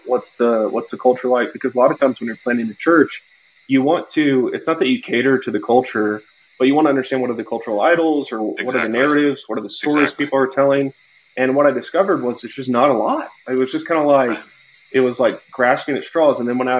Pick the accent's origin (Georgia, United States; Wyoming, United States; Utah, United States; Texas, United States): Texas, United States; moved away as an adult; now in Boulder, United States; I grew up in Texas. Obviously I have the Texas flag.